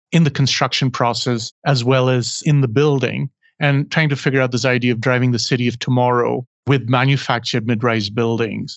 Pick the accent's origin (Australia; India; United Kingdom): India; in my case, growing up in India